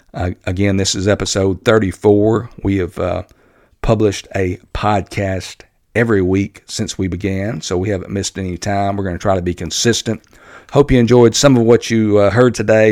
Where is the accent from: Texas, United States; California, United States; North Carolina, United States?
Texas, United States; my home state of Texas